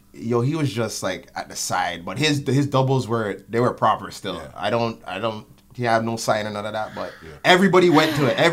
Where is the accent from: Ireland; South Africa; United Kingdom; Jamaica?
Jamaica; now in Toronto, Canada; For me, as a Jamaican